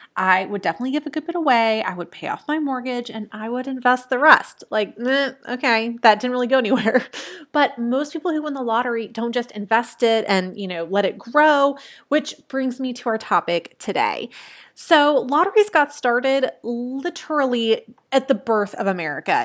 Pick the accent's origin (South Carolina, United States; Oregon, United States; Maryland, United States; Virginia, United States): Virginia, United States; I grew up in Virginia